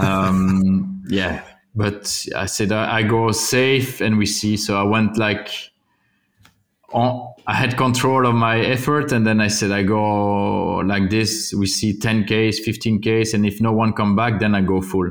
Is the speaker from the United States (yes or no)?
no; Wallonia, Belgium; English is a second language; also born or lived in Flanders; I'm from Wallonia